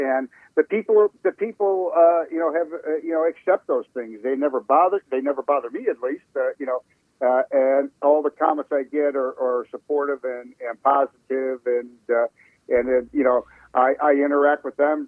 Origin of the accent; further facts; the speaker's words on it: Chicago, Illinois, United States; moved away as an adult; also born or lived in Phoenix; now in Washington, D.C., United States; I'm from Chicago. I, was born and raised in Chicago